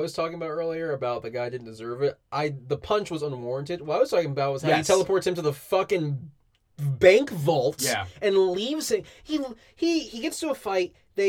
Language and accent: English; United States; We're American.